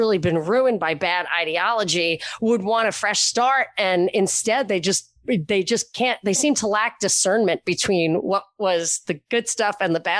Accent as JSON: {"language": "English", "region": "New York", "country": "United States", "tie": "born or raised there", "moved": "yes", "said": "And I grew up in New York where not only did I not know any traditional conservatives, I didn't know any Republicans even. Then I moved to Texas"}